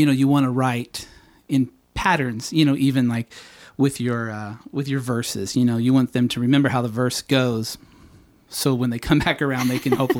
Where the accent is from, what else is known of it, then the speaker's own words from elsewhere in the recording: Phoenix, Arizona, United States; moved away as an adult; also born or lived in San Diego, California / Los Angeles, California / Tulsa, Oklahoma; now in Nashville, United States; And then my family moved to Phoenix. And I moved there in junior high. And then I was there forever